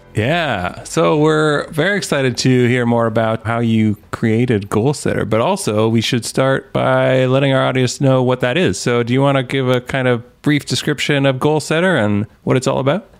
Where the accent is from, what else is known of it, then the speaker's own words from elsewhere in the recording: Canada; I'm Canadian